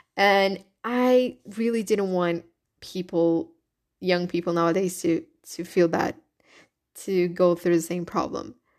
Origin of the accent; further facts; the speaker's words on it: Brazil; first language Portuguese; English is a second language; I'm Brazilian. So my first language is Portuguese, is not English